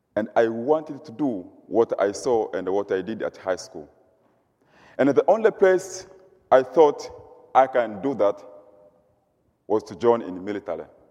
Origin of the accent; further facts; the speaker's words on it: Mugumu, Mara, Tanzania; moved away as an adult; now in Goshen, United States; I come from Tanzania, East Africa. I lived in a rural area. The place is called, it's called Mugumu, Serengeti